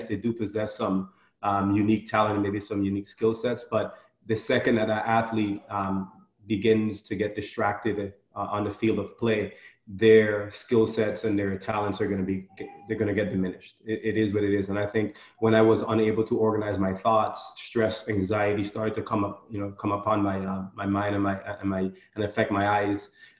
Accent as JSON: {"language": "English", "country": "U.S. Virgin Islands", "tie": "born or raised there", "said": "as a boy growing up, I challenged myself daily growing up in the Virgin Islands."}